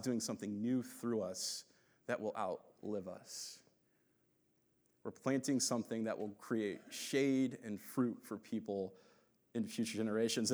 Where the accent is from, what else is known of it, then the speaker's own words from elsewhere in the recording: Phoenix, Arizona, United States; when I grew up here in Phoenix, this was all desert when I was a kid